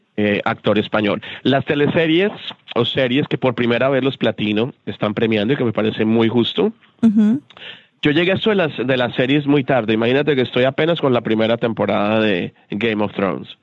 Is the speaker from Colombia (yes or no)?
yes; Colombia; soy colombiano